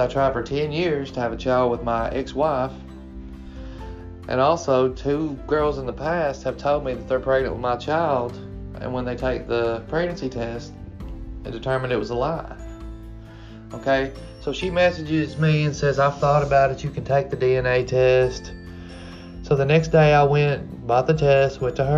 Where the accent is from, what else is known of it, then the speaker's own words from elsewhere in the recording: Kentucky, United States; I'm 35 from Kentucky